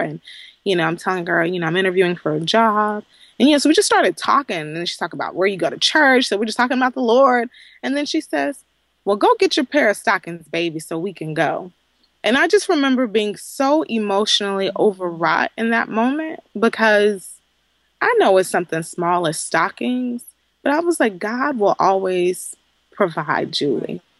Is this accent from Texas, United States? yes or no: yes; Southeast Texas, United States; I claim to be a Southern girl from Southeast Texas